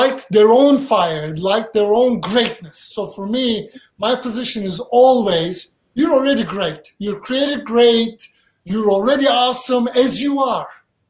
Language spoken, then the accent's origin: English; Turkey; English is a second language; also born or lived in Charlotte, North Carolina, United States; now in United States; I grew up in Turkey, subject to mental abuse, physical abuse, all kinds of stuff. I could not wait till I run away. I run away, I came to America